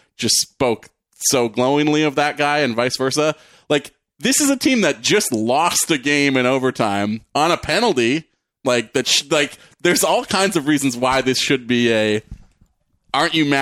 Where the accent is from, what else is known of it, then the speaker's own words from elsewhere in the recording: Canada; I can't grow out of being Canadian.